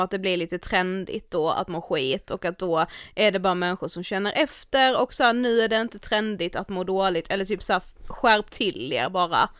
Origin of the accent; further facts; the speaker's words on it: Karlshamn, Blekinge, Sweden; now in Stockholm, Sweden; hemma i Karlshamn